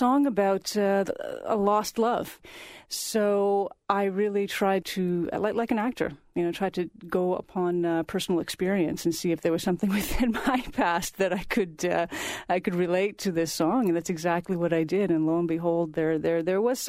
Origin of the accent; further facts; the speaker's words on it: Toronto, Ontario, Canada; I'm a child of Italian immigrants, born and raised in Toronto